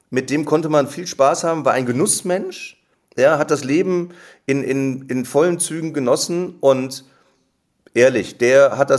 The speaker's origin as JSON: {"language": "German", "town": "Neuss", "region": "North Rhine-Westphalia", "country": "Germany", "tie": "born or raised there", "said": "Ja, ich habe einen Freundeskreis in meiner Heimatstadt in Neuss ähm, wir haben und wir haben, äh, wir sind zusammen zur Schule gegangen, wir haben zusammen Abitur gemacht"}